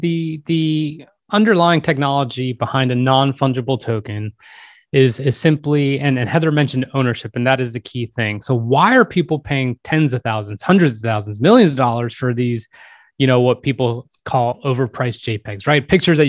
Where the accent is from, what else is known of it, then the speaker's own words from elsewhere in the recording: New York, United States; the places where I grew up near New York